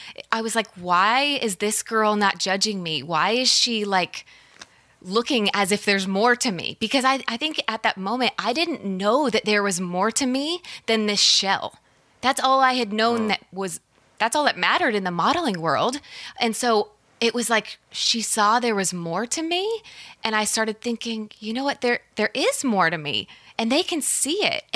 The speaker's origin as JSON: {"language": "English", "town": "Colorado Springs", "region": "Colorado", "country": "United States", "tie": "born or raised there", "said": "there was a massive church where I grew up in Colorado Springs"}